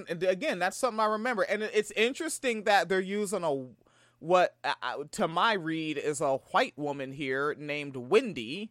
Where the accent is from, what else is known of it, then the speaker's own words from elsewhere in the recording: Tacoma, Washington, United States; Niggas like me from Tacoma, the town.